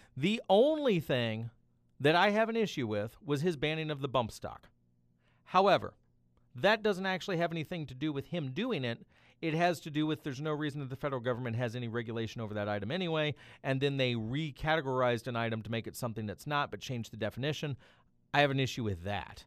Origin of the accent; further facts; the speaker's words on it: Tennessee, United States; now in Missouri, United States; My home state of Tennessee